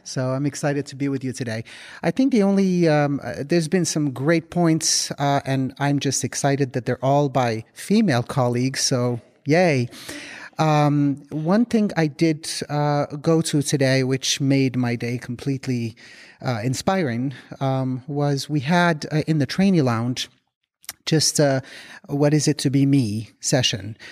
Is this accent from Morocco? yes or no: yes; Morocco; moved away; We're both from Morocco